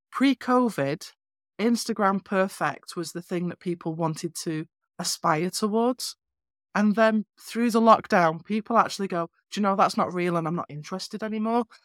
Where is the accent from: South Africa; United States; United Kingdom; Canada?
United Kingdom; North West England; moved away; I'm from northwest England originally. I have a quirky accent